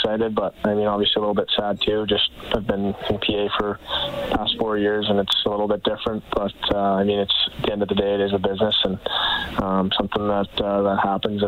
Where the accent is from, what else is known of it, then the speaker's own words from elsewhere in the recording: Edmonton, Alberta, Canada; growing up in the Edmonton area.